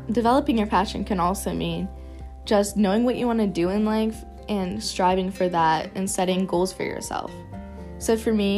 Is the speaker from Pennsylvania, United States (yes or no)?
yes; Pittsburgh, Pennsylvania, United States; I'm from Pittsburgh, Pennsylvania